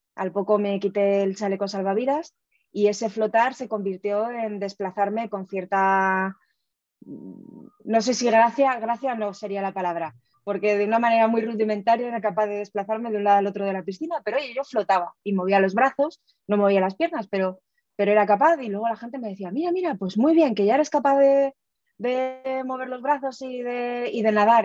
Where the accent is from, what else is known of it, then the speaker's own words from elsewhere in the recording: Aragon, Spain; Yo soy muy aragonesa